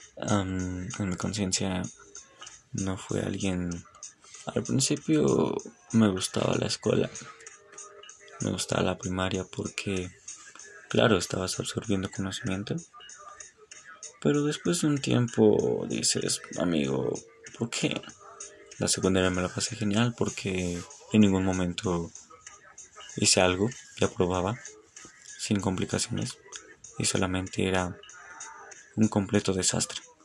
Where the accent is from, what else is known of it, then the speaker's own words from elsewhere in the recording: Mexico; no estoy en contra de sentirse orgulloso como mexicano